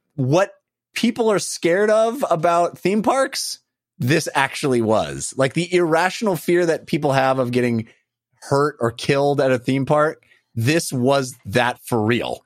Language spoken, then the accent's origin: English; West Coast, United States; I grew up on the West Coast